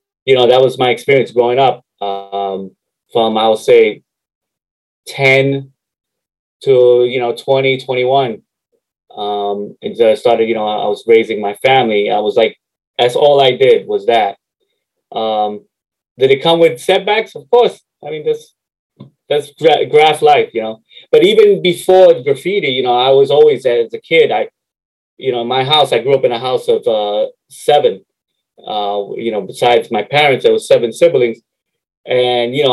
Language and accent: English; New York City, New York, United States; also born or lived in Harlem, New York / Queens, New York; I grew up in 174th and Southern Boulevard, mm-hmm. like right off Fairmont Avenue